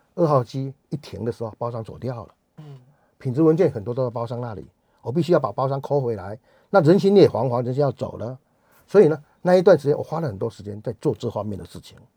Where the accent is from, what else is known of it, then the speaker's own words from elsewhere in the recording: rural southern Taiwan, Taiwan; 我是台，一个台湾人，一个南部乡下的台湾人